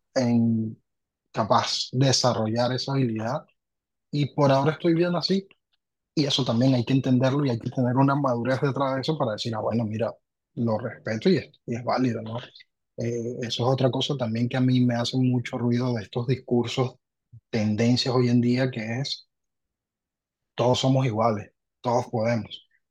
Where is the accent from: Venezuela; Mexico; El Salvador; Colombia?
Venezuela; moved away as an adult; also born or lived in Argentina; now in Lima, Peru; soy venezolano, salí de, Venezuela hace, en enero ya son siete años